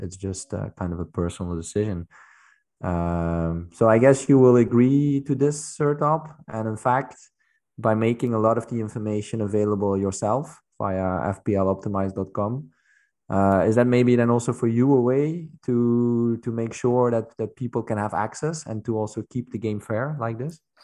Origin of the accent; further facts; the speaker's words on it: Netherlands; now in Belgium; I'm from the Netherlands, but I live in Belgium